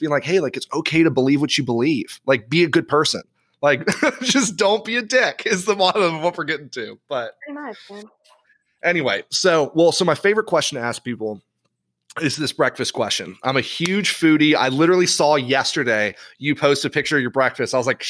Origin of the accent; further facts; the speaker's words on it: Tennessee, United States; growing up Southern Baptist. Mm. Like, I was born in Tennessee. So I go to the Methodist church down there.